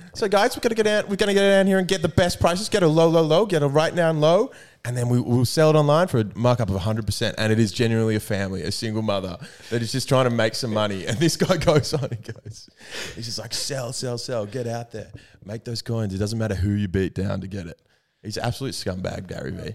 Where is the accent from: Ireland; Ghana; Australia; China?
Australia; New South Wales; I am from New South Wales. I'm a blues man